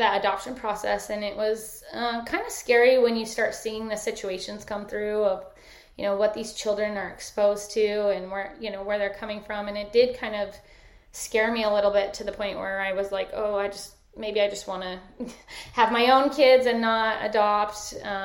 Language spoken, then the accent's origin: English; Sandy, Utah, United States; moved away as an adult; I grew up in Sandy, Utah